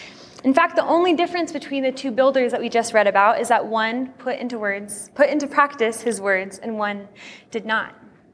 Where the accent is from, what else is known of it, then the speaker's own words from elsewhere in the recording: Turkey; While growing up in Turkey as a missionary kid, I attended Turkish school for much of elementary school.